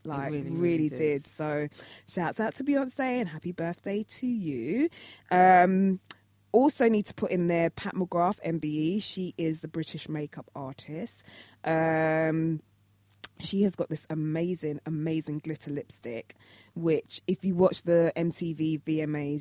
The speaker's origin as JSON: {"language": "English", "country": "Jamaica", "said": "I'm Jamaican"}